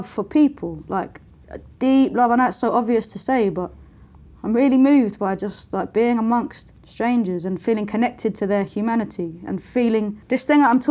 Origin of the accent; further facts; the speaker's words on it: London, United Kingdom; I was growing up in Lewisham, which is the borough where I grew up.